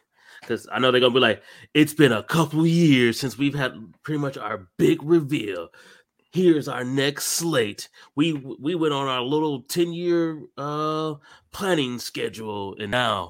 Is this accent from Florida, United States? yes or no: no; Ohio, United States; moved away; I'm from Ohio.